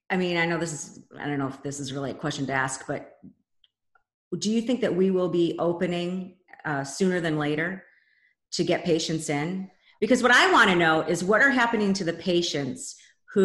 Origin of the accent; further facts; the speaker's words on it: Detroit, Michigan, United States; now in St. Louis, United States; My home state of Michigan, in Detroit, Michigan